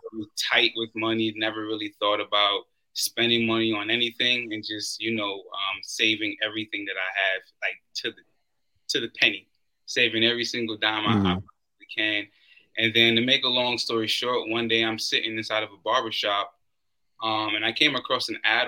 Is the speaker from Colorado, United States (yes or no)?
no; New York City, New York, United States; moved away; also born or lived in Florida; I'm originally from Brooklyn, I wind up moving to Florida